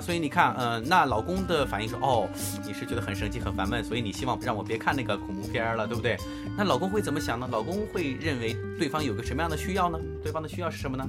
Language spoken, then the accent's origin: Chinese; China; 我们中国人